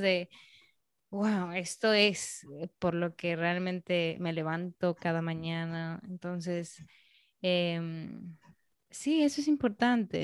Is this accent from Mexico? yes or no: no; Peru; now in Dominican Republic; yo soy peruana, se nota que yo soy peruana